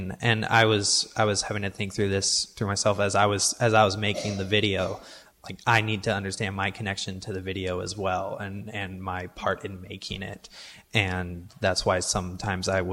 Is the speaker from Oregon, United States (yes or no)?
yes; Portland, Oregon, United States; I was born and raised here in Portland, Oregon